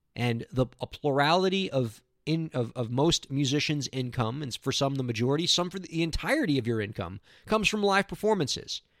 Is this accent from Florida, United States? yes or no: yes; South Florida, United States; born or raised there